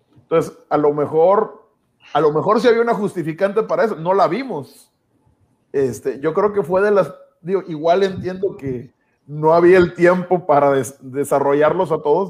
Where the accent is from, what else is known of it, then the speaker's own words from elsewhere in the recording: Mexico; los mexicanos no somos aztecas tampoco